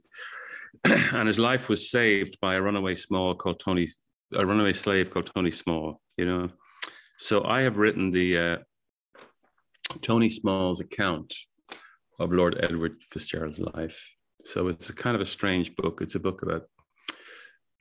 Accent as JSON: {"language": "English", "country": "Ireland", "said": "as Irish people"}